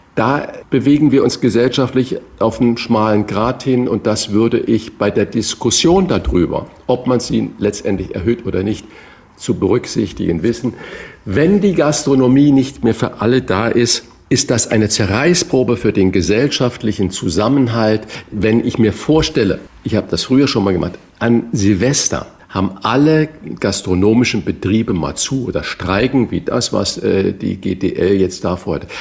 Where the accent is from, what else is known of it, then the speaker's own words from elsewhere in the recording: Northern Germany, Germany; als Norddeutscher